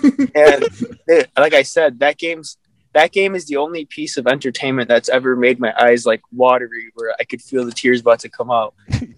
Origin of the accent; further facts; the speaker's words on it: Midwest, United States; I'm from the Midwest, so I've literally been to like Florida and then it's the states surrounding, like the boring states for like wrestling tournaments and stuff like that.